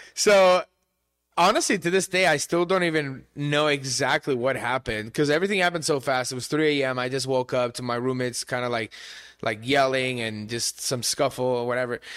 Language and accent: English; Barcelona, Catalonia, Spain; English is a second language; also born or lived in Tempe, United States; now in United States; I grew up in Spain, my mom is Iranian